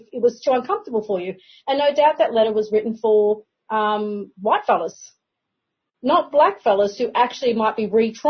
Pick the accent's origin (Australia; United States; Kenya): Australia; Yagara country, Queensland; born and raised on Yagara country